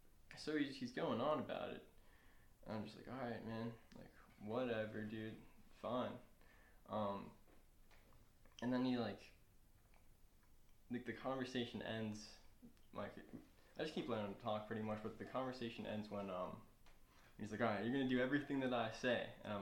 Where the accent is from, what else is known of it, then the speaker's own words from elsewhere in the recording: New York, United States; I'm from New York too, like, and just like, nah, and you're just one of these poor Boston kids too.